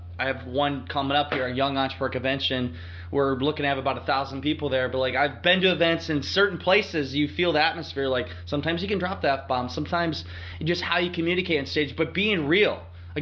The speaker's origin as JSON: {"language": "English", "region": "Northeast Iowa", "country": "United States", "said": "I'm a guy from Northeast Iowa, small town"}